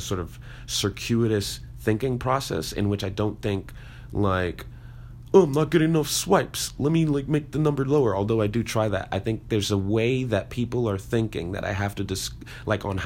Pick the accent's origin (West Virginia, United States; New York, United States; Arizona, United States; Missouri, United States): New York, United States; New York City; I'm black and I'm from Brooklyn